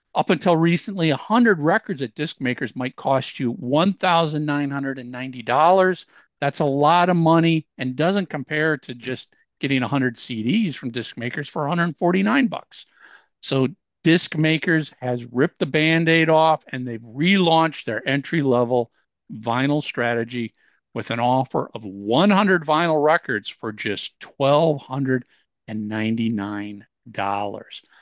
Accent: Minneapolis, Minnesota, United States; I grew up in Minneapolis

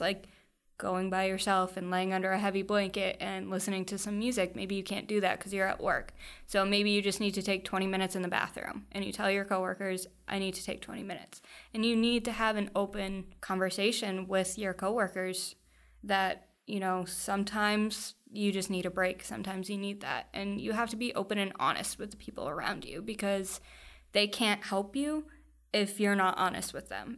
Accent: Foxborough, Massachusetts, United States; I grew up in Foxborough, so right around the corner. Um, spent almost my entire life there.

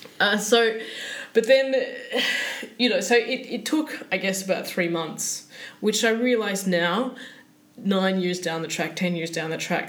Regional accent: Sydney, New South Wales, Australia; moved away as an adult; now in Stockholm, Sweden; I come from Sydney, man.

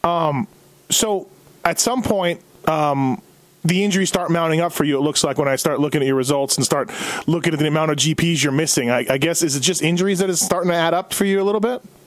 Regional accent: Canada; now in United States; me being a Canadian, although I've lived in the USA as long as I lived in Canada, but me being Canadian

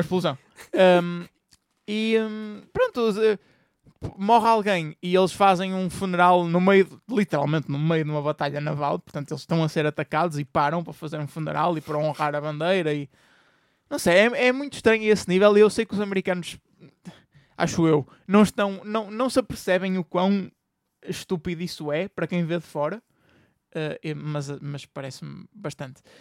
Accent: Portugal; nós enquanto portugueses

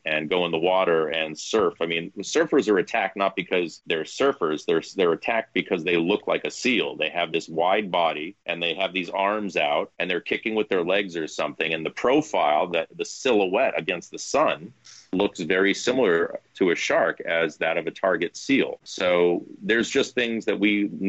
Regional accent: Martha's Vineyard, Massachusetts, United States; now in Boston, United States; I'm from Martha's Vineyard, and I can tell you the story about growing up there

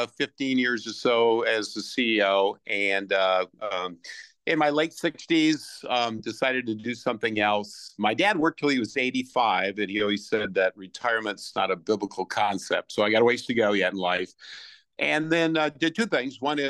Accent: Iowa, United States; my wife and I grew up in Iowa

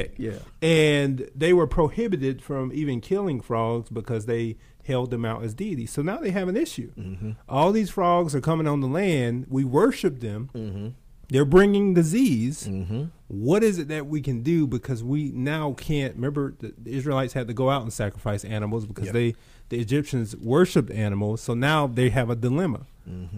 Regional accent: Georgia, United States; I grew up in Georgia, and I call it gnat country.

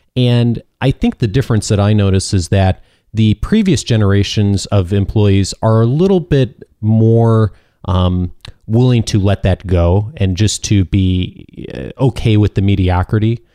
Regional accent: Midwest, United States; growing up in the Midwest

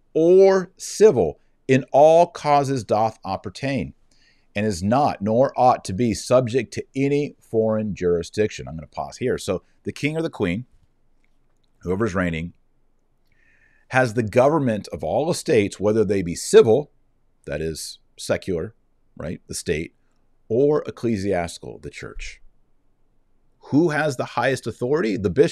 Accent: United States; I'm an American.

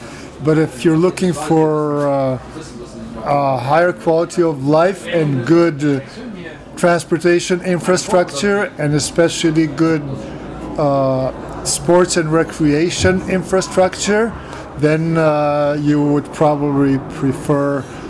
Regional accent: Canada; now in Ljubljana, Slovenia; When I moved to Ljubljana from Canada and started studying at the Faculty of Philosophy in Ljubljana, I met these people who were my neighbors

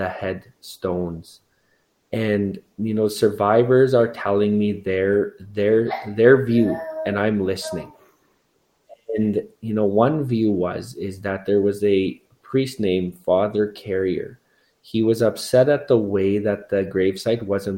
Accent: Cowessess First Nation, Saskatchewan, Canada; growing up on Cowessess

